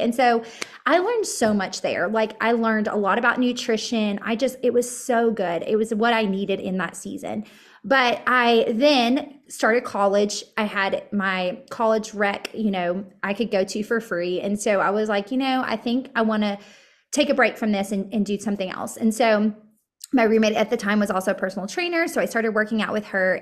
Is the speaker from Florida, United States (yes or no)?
no; Murfreesboro, Tennessee, United States; I grew up here in middle Tennessee. I grew, uh, we're, I'm actually from Murfreesboro